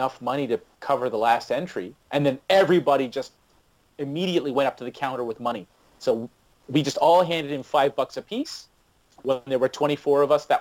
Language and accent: English; Brampton, Ontario, Canada; I grew up in Brampton.